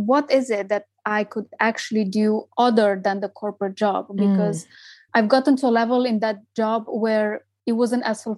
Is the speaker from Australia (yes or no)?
no; Romania; moved away as an adult; now in United Kingdom; I am originally from Romania